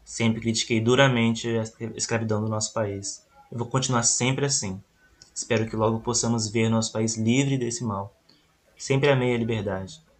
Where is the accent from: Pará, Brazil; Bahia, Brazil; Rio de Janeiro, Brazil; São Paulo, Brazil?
Bahia, Brazil; Nasci na fazenda de Cabaceiras, em 47, próximo à vila de Curralinho. Sou do sertão da Bahia